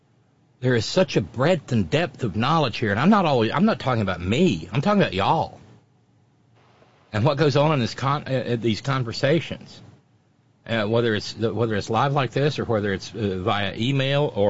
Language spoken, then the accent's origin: English; Alabama, United States; I'm from Alabama